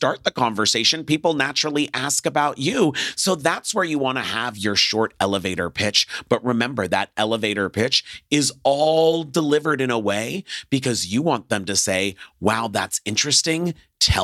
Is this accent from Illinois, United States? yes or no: no; Los Angeles, California, United States; I'm from Los Angeles